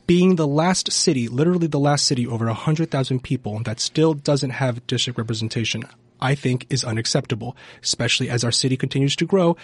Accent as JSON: {"language": "English", "town": "San Jose", "region": "California", "country": "United States", "moved": "yes", "lives_now": "Portland, United States", "said": "I'm from San Jose"}